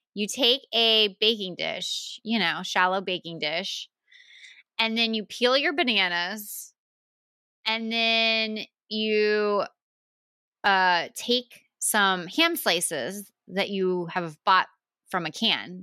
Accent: the South, United States; I'm from the South

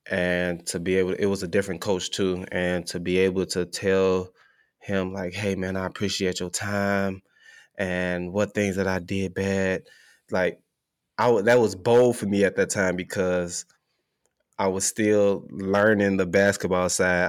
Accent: Chicago, Illinois, United States; moved away as an adult; now in Oklahoma, United States; growing up in Chicago

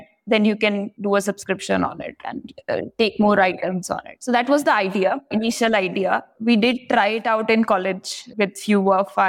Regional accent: Meerut, Uttar Pradesh, India; moved away as an adult; also born or lived in Punjab; I was born in Meerut, which is a city in Uttar Pradesh, about 70 kilometers from Delhi

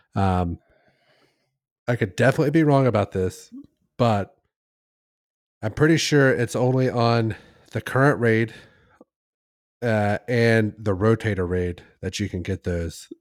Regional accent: Midwest, United States; I'm from the Midwest

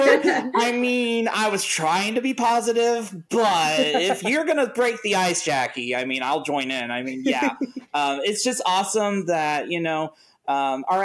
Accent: Ohio, United States; also born or lived in Indiana; I'm from Ohio

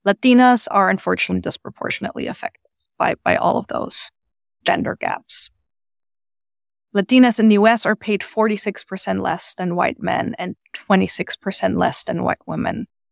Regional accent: Germany; now in United States; I'm from Germany originally

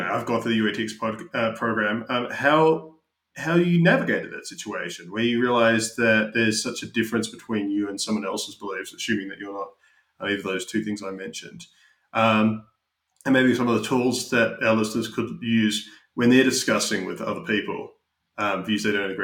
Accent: Australia; moved away as an adult; also born or lived in United Kingdom; now in United States; Having grown up in Australia

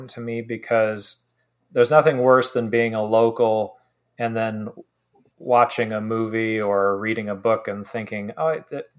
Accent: Oregon coast, United States; I grew up on the Oregon coast for most of my childhood.

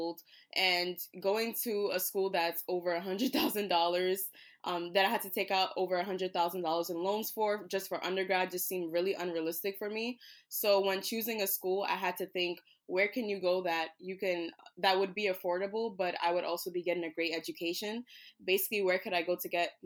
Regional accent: New York City, New York, United States; I'm from New York City.

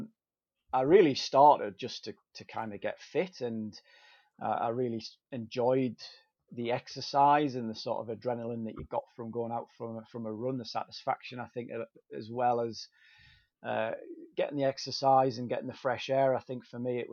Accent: Durham, North East England, United Kingdom; I'm from Durham, so the Great North Run's on our doorstep

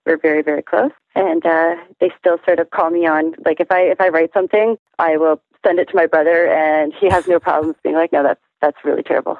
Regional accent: Toronto, Ontario, Canada; also born or lived in Montreal; I was born and raised in Toronto

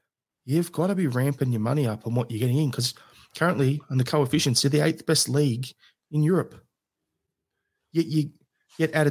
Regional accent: Australia; as an Australian

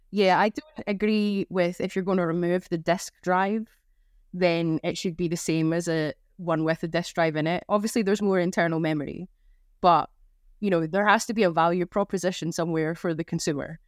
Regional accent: Scotland, United Kingdom; I'm Scottish

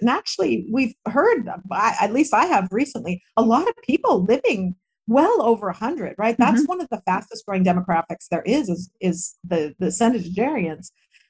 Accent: United States; moved away as an adult; Like, I am an American girl through and through, right? The values that were instilled in me in my country, and I was a Girl Scout and all of that, and that's just not going to change.

